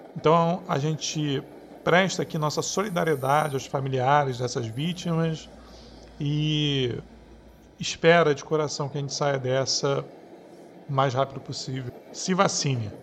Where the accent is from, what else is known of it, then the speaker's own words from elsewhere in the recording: Rio de Janeiro, Brazil; Eu sou do Rio